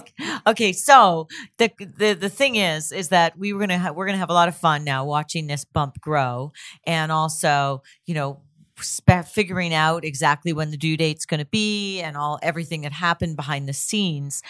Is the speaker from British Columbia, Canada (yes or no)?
no; Toronto, Ontario, Canada; I'm from Toronto too.